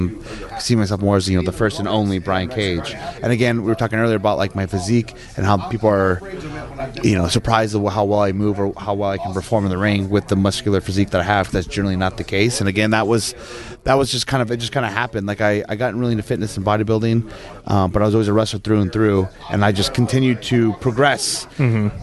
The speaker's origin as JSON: {"language": "English", "town": "Chico", "region": "California", "country": "United States", "tie": "born or raised there", "said": "I'm from Northern California. I was raised in Chico, California"}